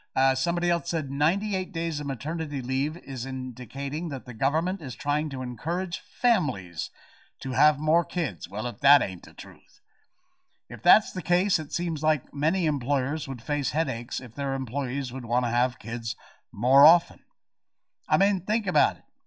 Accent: United States; now in Malaysia; I'm American

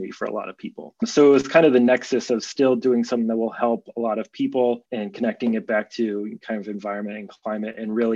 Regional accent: Boulder, Colorado, United States; now in California, United States; I grew up in Boulder, Colorado.

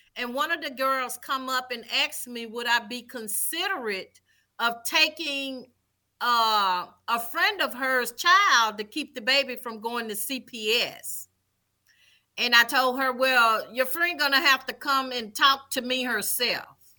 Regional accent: Vicksburg, Mississippi, United States; also born or lived in Jackson, Mississippi; I am originally from Vicksburg, Mississippi, born and raised.

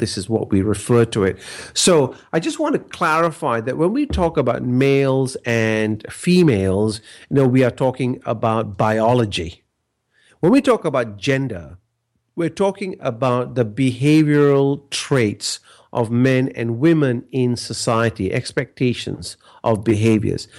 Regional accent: Malaysia; now in Australia; growing up in Malaysia, I came from a very relationship based culture

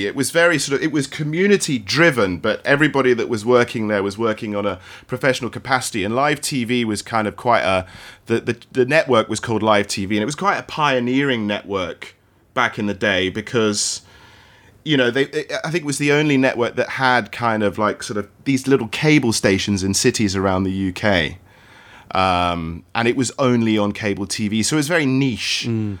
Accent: Australia; also born or lived in Hong Kong; I grew up in Australia and in Hong Kong, and I really wanted to get out, and, you know, I really wanted to work in Hong Kong.

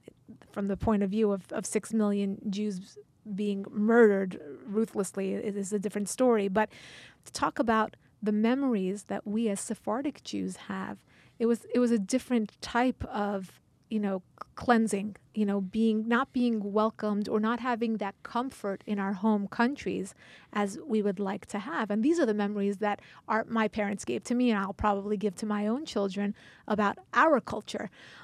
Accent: United States; I was born in America.

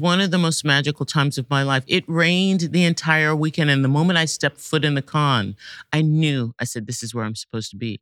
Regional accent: Washington, District of Columbia, United States; I grew up in Washington, D C, and, uh, was a student at the Duke Ellington Performing Arts High School

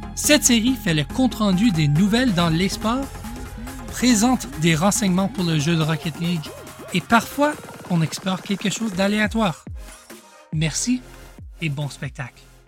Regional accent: Ontario, Canada; accent: mix of Canadian French and French French; Mais j'ai j'ai vécu toute ma vie au Canada. J'ai fait une, mon éducation à une école en français au Canada, en Ontario. Et donc, euh, mon accent, c'est un mélange de, de, français canadien avec euh, du français français aussi

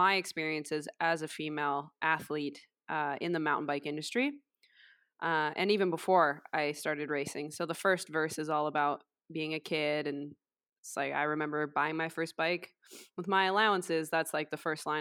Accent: Vancouver, British Columbia, Canada; now in Squamish, Canada; I grew up in Vancouver

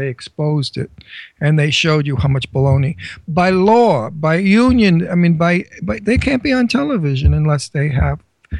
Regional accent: New York City, New York, United States; accent: Brooklyn; I have a Brooklyn accent because I was born in Brooklyn where all the immigrants came. The Jews, the Italians, the Irish, they all had accents. So my speech is diluted sort of foreign

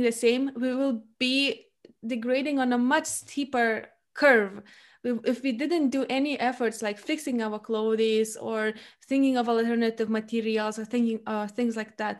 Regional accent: Lithuania; I come from a family which was in and still is in a small Lithuanian town. So I come from the Baltic country

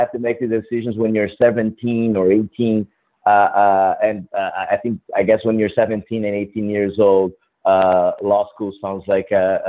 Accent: Brazil; moved away as an adult; also born or lived in Madrid / Philadelphia; now in New York, United States; I grew up in Brazil, actually.

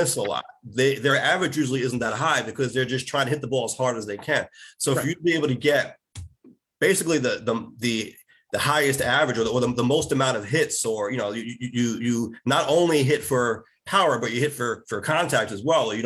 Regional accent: New York City, New York, United States; I'm from Queens

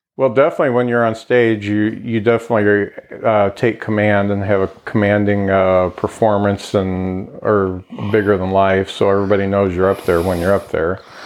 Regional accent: Lakeville, Indiana, United States; I moved to Lakeville when I was two, so that was 1966, and I grew up on Kenilworth Road, and so I went all through uh, grade school at Lakeville Grade School

